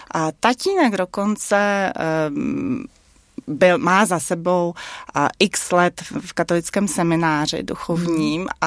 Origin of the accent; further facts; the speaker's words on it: Prague, Czechia; born there; jsem ráda, že u jedné z těch cest jsem se narodila zrovna v Praze, ne v Pekingu.